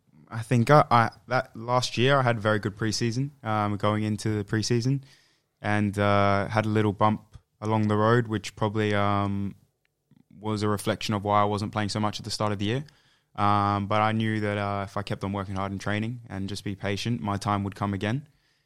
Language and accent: English; Adelaide, South Australia, Australia; So my mother comes from England. My father's from South Sudan, but I was born here in Adelaide. So I grew up most of my life here.